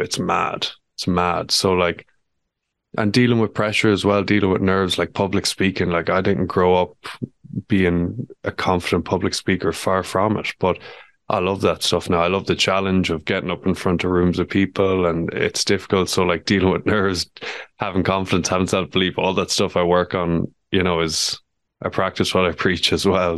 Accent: Ireland; who I know well from growing up in Ballinard together

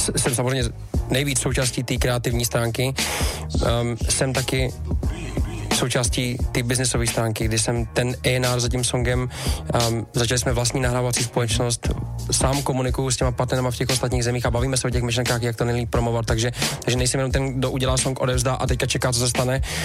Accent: Czechia

